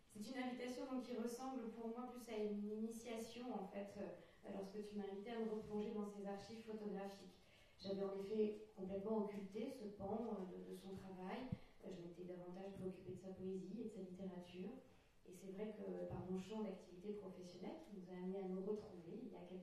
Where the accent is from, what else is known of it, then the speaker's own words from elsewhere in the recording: Finistère, Brittany, France; ici même en Finistère, sur euh, mes terres d'origine, puisque comme on, évoquait aussi tout à l'heure, ma famille maternelle et de chef de et de plonévé. Donc euh, vraiment, je suis une enfant du pays.